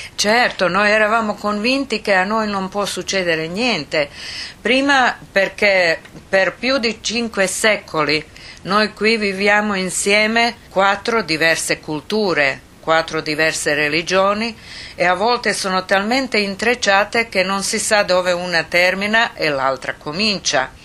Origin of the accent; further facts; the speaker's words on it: Sarajevo, Bosnia & Herzegovina; born or raised there; also born or lived in Split, Croatia